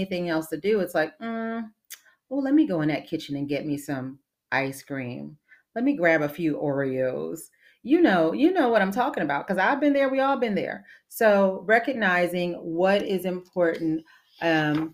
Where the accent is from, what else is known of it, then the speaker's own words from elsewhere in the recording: New Orleans, Louisiana, United States; moved away; I'm from the New Orleans area originally